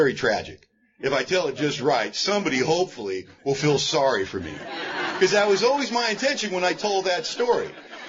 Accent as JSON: {"language": "English", "town": "Los Angeles", "region": "California", "country": "United States", "tie": "born or raised there", "said": "I was born and raised in Hollywood, California"}